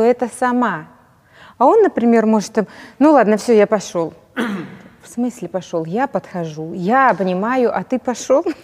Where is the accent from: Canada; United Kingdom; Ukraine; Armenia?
Ukraine; Donetsk, Donetsk Oblast; moved away as an adult; now in Kyiv, Ukraine; я из Донецка